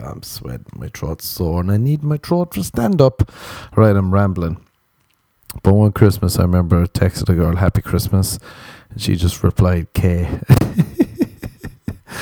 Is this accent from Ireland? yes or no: yes; Ireland; I'm Irish.